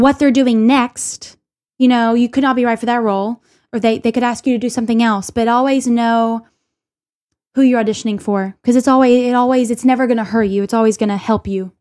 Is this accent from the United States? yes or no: yes; Little Rock, Arkansas, United States; now in New York City, United States; I'm from Little Rock